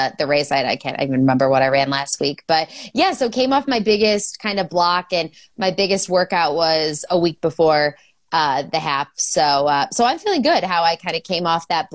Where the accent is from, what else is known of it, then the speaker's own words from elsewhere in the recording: Chicago, Illinois, United States; I'm also from Chicago